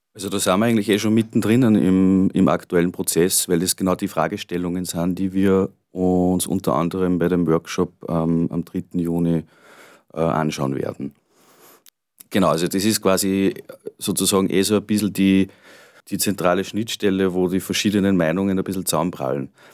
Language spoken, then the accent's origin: German; Gallneukirchen, Upper Austria, Austria; ich bin ursprünglich in Grönekirchen groß geworden